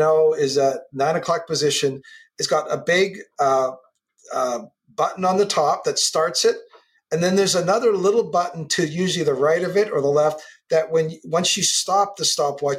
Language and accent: English; Canada; I'm a Canadian kid on the West Coast